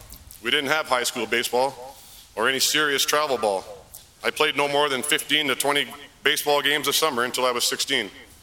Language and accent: English; Maple Ridge, British Columbia, Canada; I am Canadian.